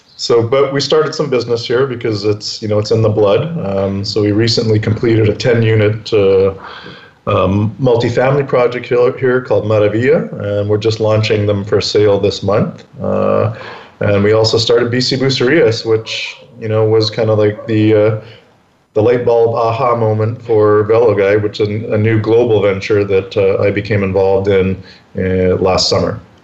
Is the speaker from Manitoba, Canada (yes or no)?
yes; Winnipeg, Manitoba, Canada; moved away as an adult; also born or lived in Calgary / Mexico; I was born and raised in Winnipeg